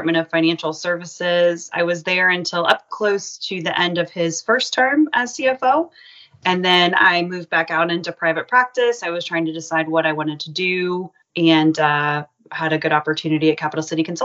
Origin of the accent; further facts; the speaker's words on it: Boynton Beach, Florida, United States; also born or lived in Nashville, Tennessee / Tallahassee, Florida; I grew up in Boynton Beach, Florida. I went to grammar school and high school there